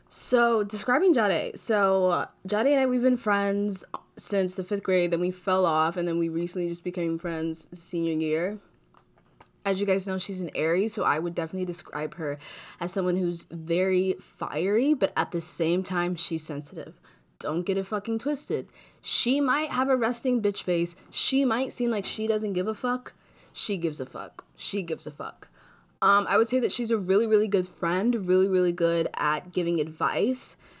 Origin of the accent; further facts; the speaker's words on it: Chicago, Illinois, United States; also born or lived in Florida; Grew up here mainly in, uh, I would say, Chicago and Florida.